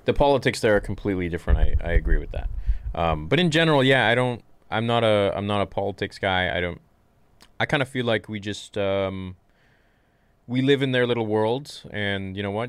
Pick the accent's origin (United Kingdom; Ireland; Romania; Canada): Canada; I'm Canadian